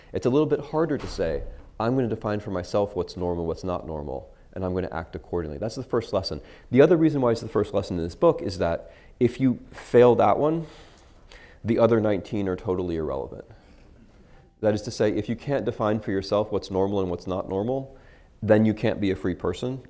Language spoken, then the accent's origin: English; United States